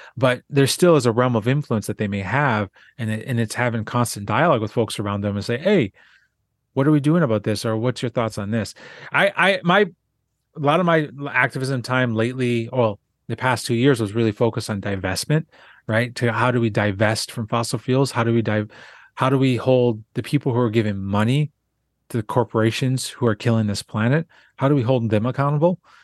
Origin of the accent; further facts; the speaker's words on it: Southwest Minnesota, United States; also born or lived in South Dakota; I grew up in Southwest Minnesota